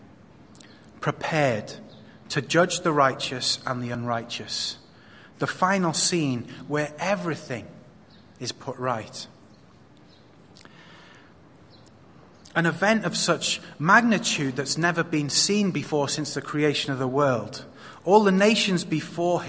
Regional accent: Wales, United Kingdom; now in Hong Kong; I come from Wales

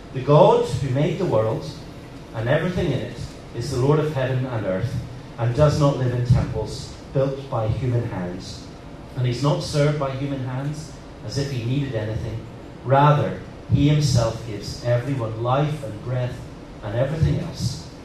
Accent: Northern Ireland, United Kingdom; moved away as an adult; also born or lived in Liverpool; now in Hong Kong; I'm, I'm from Northern Ireland

